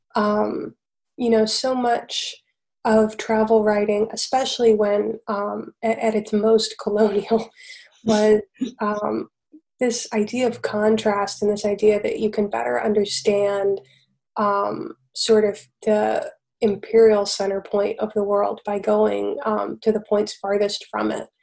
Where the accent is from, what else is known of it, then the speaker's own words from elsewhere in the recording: Chattanooga, Tennessee, United States; moved away as an adult; I spent a lot more time in my hometown than I ever intended to. Mm-hmm. And I didn't move away really until about 3 years ago. And I never felt exactly at home in Chattanooga, Tennessee, or the South